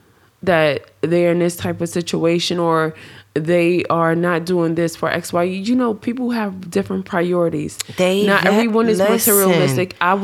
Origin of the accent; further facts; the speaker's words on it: New York, United States; And, I'm from New York.